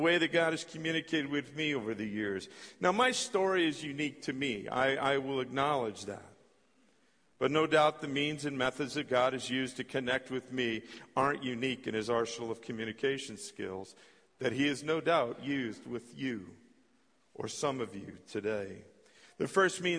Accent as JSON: {"language": "English", "region": "California", "country": "United States", "tie": "born or raised there", "also_born_or_lived": "Minot, North Dakota", "moved": "as an adult", "said": "I was born and raised in California."}